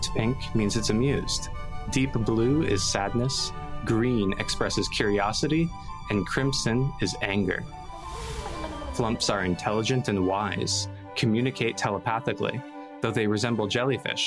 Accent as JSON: {"language": "English", "country": "Canada", "moved": "yes", "lives_now": "China", "said": "I am from Canada, and now I'm living in China"}